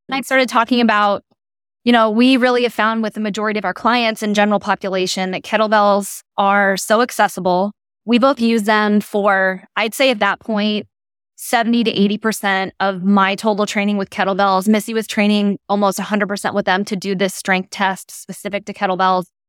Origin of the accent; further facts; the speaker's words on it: Portland, Oregon, United States; I'm originally from the Pacific Northwest, so I grew up in Portland, Oregon